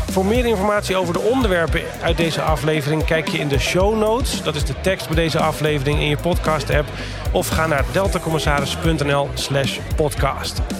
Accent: Netherlands; als Nederlanders

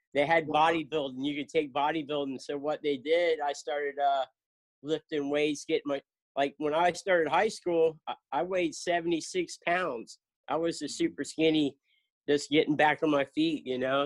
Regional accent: Lake Worth, Florida, United States; moved away as an adult; also born or lived in South Carolina / Jacksonville, Florida; now in Cocoa Beach, United States; I grew up in in South Florida, Lake Worth

